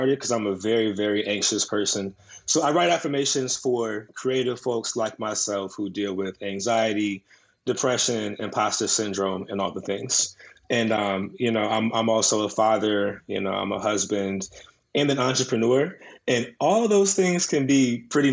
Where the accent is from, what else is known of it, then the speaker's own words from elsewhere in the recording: Woodbridge, Virginia, United States; I'm from Woodbridge, Virginia. It's like an hour south of D.C.